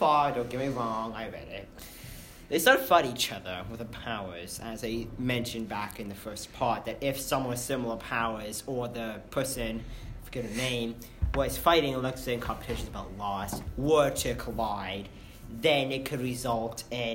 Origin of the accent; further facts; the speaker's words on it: Canada; I am that one Canadian dude, if anyone's wondering, because I can, I'm also Canadian